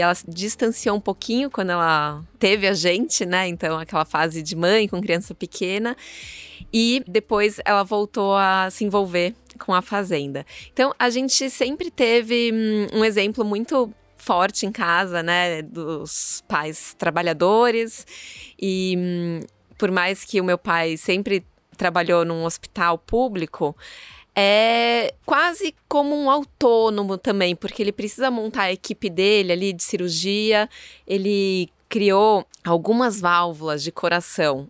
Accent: São Paulo, Brazil; sou nascida em São Paulo

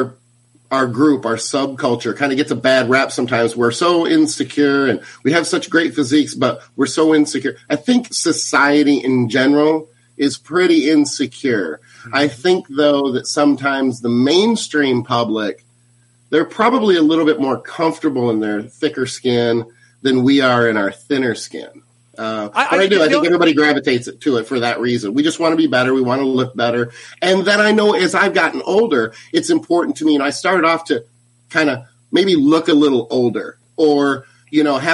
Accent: Battle Creek, Michigan, United States; moved away; I'm originally from Michigan, from Battle Creek, Michigan.

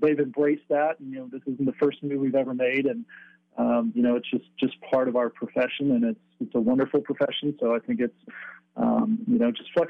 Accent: San Diego, California, United States; moved away as an adult; also born or lived in South Bend, Indiana / Belgium / Charlotte / Denver; the luxury of growing up in San Diego is you get to play sport year round.

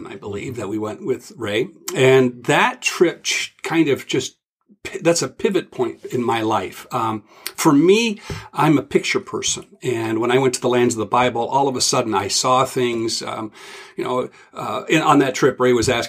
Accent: Ontario, Canada; growing up in Ontario, Canada

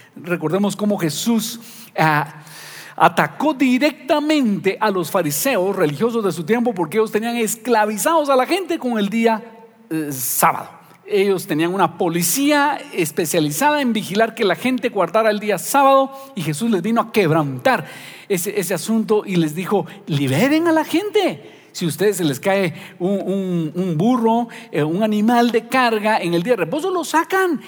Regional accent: Guatemala; nosotros los guatemaltecos

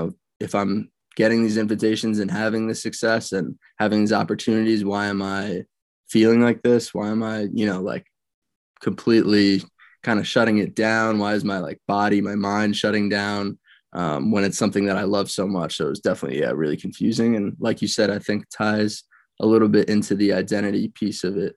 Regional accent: Westchester, New York, United States; I grew up in Westchester, New York, and went to Byram Hills High School

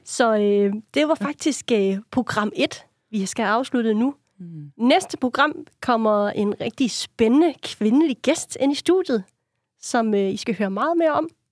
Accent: Funen, Southern Denmark, Denmark; jeg er Fynbo

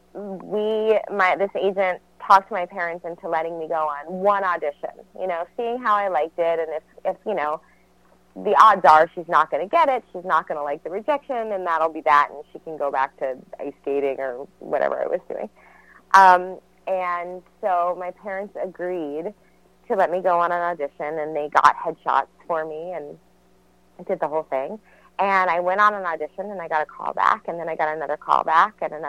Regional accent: New York City, New York, United States; I was born and raised in New York City

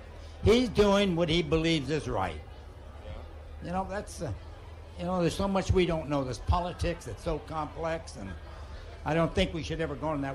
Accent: San Francisco, California, United States; I was born in San Francisco.

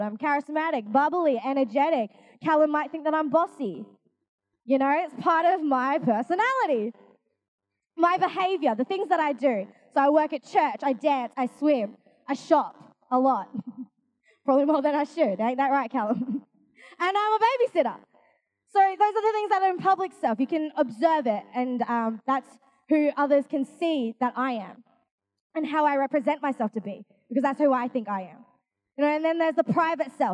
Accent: Australia; I'm Asian. I'm from Australia though.

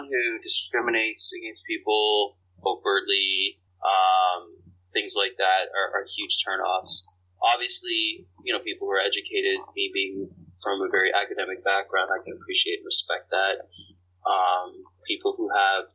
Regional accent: Canada; moved away as an adult; now in United States; I was born and raised in Canada. I've lived in the States for almost, I mean, like 10 years now

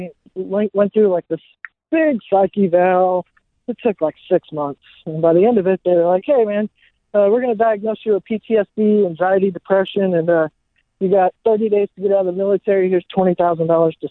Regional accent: San Bernardino, California, United States; moved away as an adult; also born or lived in Washington; I grew up in San Bernardino

